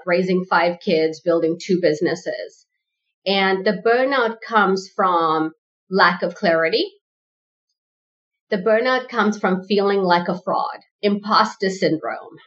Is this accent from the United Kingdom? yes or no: no; South Africa; My parents are first generation South African